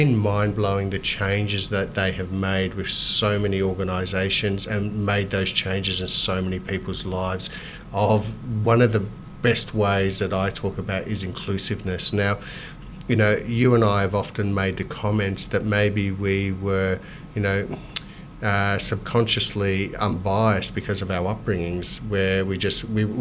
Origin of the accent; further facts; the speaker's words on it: Melbourne, Victoria, Australia; growing up in Moonee Ponds, which was a very diverse suburb and very multicultural suburb